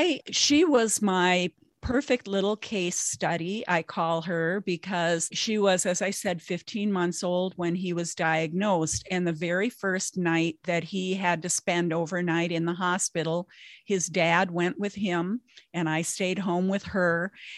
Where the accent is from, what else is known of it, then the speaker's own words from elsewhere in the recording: Minnesota, United States; I'm in Minnesota.